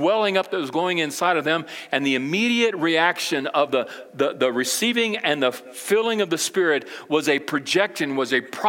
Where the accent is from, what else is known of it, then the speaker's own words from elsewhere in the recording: Brazil; now in United States; But I can remember when I grew up in Brazil, my parents, you know, they were missionaries, and we went over to South America, Brazil, with the International Mission Board when I was 8 years old